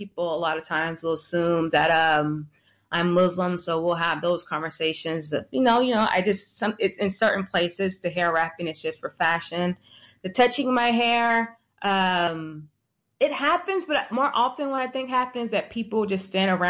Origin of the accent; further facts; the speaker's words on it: United States; I'm actually from America